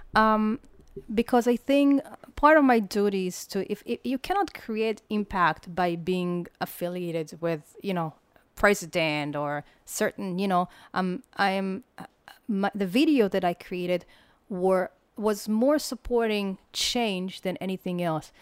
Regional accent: Israel; moved away; also born or lived in United States; I never left Israel

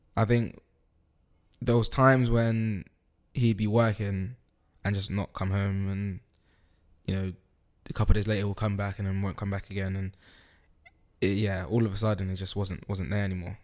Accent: United Kingdom; also born or lived in Netherlands; I was born in Holland. I moved to the U K when I was about four. So I started education here

